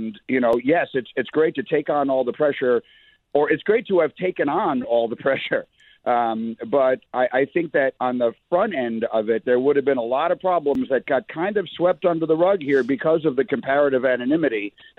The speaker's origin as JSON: {"language": "English", "region": "New York", "country": "United States", "said": "So, I mean, I am from New York, and I've been around that market and that media pretty much my entire life."}